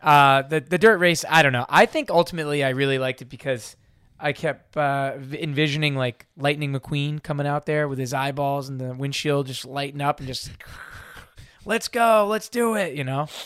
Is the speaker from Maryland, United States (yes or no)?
yes; outside of Baltimore, Maryland, United States; I grew up outside of Baltimore